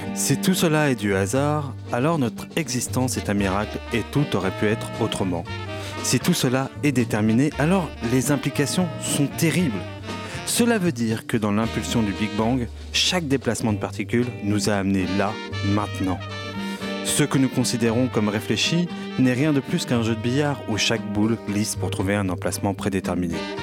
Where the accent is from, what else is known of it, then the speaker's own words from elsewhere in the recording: France; mon positionnement en tant que Français dans le monde